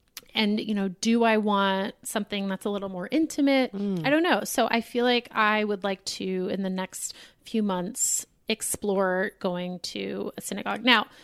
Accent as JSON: {"language": "English", "town": "Boston", "region": "Massachusetts", "country": "United States", "tie": "born or raised there", "said": "The synagogue I grew up in Boston is very, it's a Reform synagogue."}